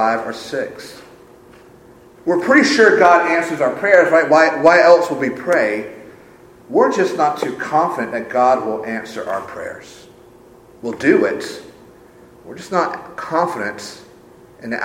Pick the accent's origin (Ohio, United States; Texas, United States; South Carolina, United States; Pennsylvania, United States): South Carolina, United States; Sumter; my hometown of Sumter